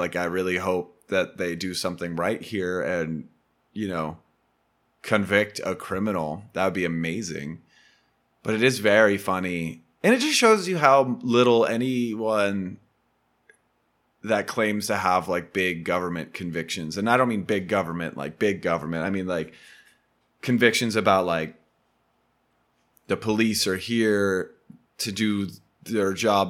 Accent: United States; I'm American.

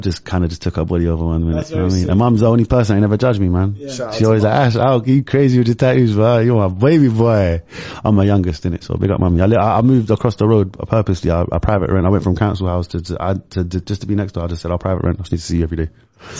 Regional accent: Larache, Tanger-Tetouan-Al Hoceima, Morocco; I'm from Arayesh. Arayesh, we call it LA. I'm from a little park called Jeanne Francis, which means French Gardens.

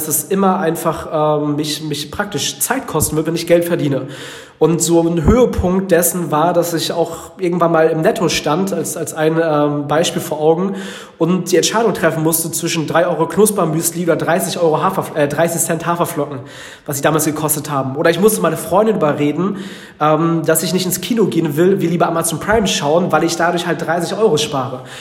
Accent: Frankfurt, Hesse, Germany; also born or lived in Northern Germany; weil ich komme aus dem Norden, aus einem äh, wirklichen Bauerndorf in Deutschland, wenn meine Eltern sich nicht getrennt hätten, wenn die nach Hessen gezogen wären damals und ich nicht äh, in Frankfurt der Skyline so ungefähr aufgewachsen wäre

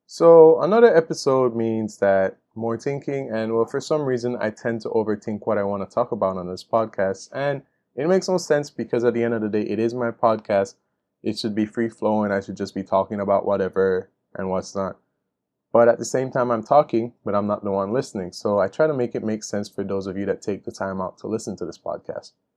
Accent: Belize; my country Belize

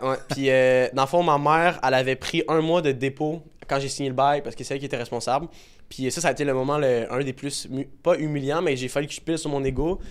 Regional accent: Laval, Quebec, Canada; je viens de Laval

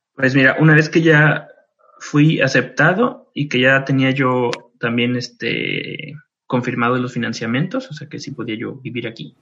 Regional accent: Mexico; moved away as an adult; now in Munich, Germany; llegué a México

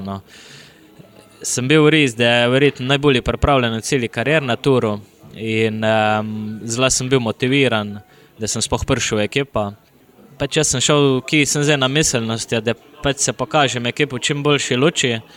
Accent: Idrija, Slovenia; Prihajam iz Idrija, sem profesionalni

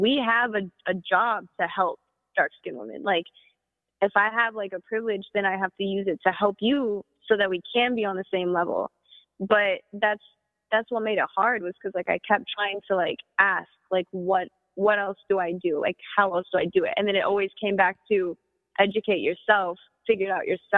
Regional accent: East St. Louis, Illinois, United States; I grew up in East St. Louis

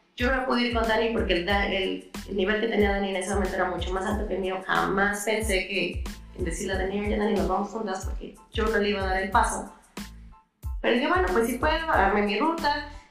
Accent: Puebla, Mexico; yo soy de Puebla, México, Puebla, Puebla, México

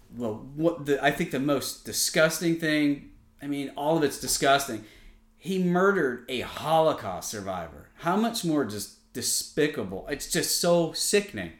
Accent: Connecticut, United States; where I grew up in Connecticut

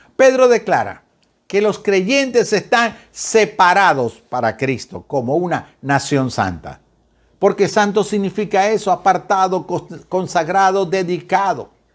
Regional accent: Venezuela; esos venezolanos que tenemos la costumbre de comer arepas y salimos del país

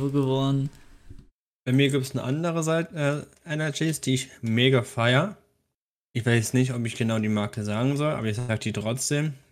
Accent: Switzerland; ob es {S1} Volk generell noch gibt bei uns in der Schweiz.

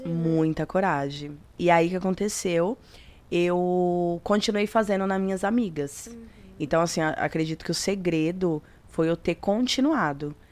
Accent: São Paulo, Brazil; eu sou do de São Paulo, do extremo leste.

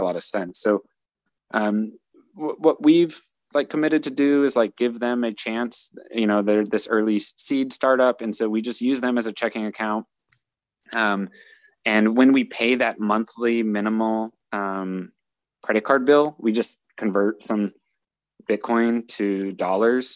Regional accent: United States

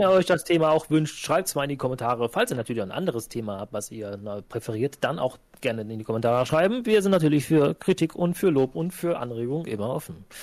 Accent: Cologne, North Rhine-Westphalia, Germany; als Kölner

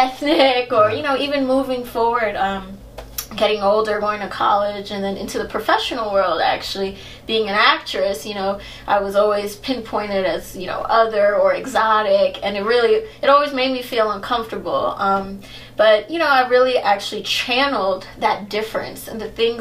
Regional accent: United States; I was born in the States, but my mom is from Trinidad. My dad is African American

